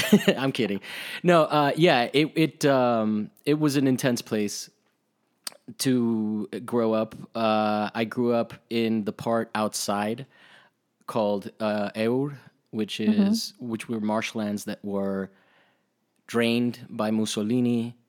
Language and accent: English; Rome, Lazio, Italy; I mean, I grew up in Italy and there was a period where that shit was crazy.